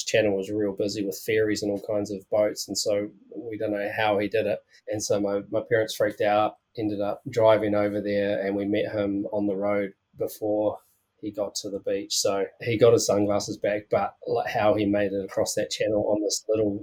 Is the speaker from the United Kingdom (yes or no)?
no; New Plymouth, Taranaki, New Zealand; now in Wanaka, New Zealand; I'm originally from New Plymouth.